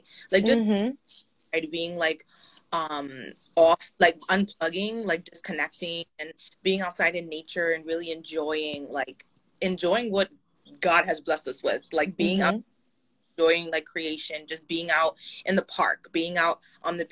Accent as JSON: {"language": "English", "town": "New York City", "region": "New York", "country": "United States", "said": "as a New Yorker"}